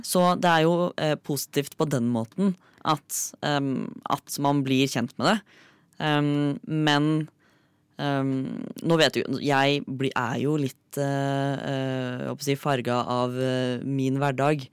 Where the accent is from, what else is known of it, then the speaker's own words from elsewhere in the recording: Fredrikstad, Østfold, Norway; moved away; hjemme i Fredrikstad